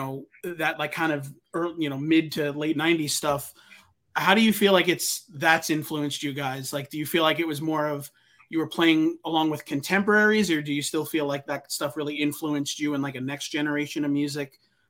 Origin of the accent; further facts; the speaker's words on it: Deer Park, New York, United States; dude, you know, it is so funny how like Long Island is such a small world. I grew up in Deer Park and like right next door to me was the bass player in that band